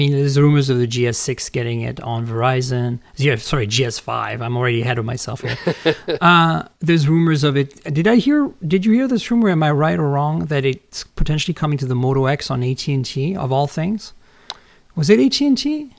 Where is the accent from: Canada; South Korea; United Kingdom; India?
Canada; also born or lived in France; now in United States; Look, I grew up in Canada, which is a socialist country. I grew up in France, which is a socialist country.